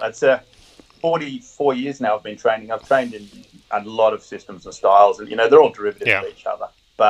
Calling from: Kilcare, New South Wales, Australia; Just north of Sydney, a little beach called Kilcare. That's a great little getaway beach where we moved to about 6.5 years ago. Got out of Sydney's busy times and got some more space by the water.

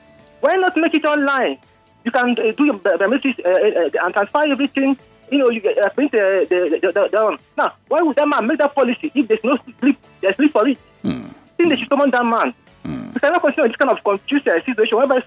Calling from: Ojo, Lagos, Nigeria; am calling from Ojo

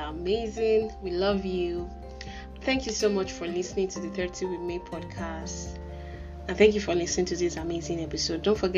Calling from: Ilishan, Ogun State, Nigeria; I'm talking from Ilishan

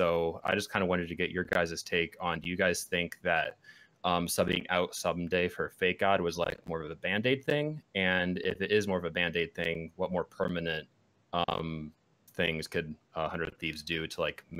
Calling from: Grand Rapids, Michigan, United States; I'm calling from Michigan.

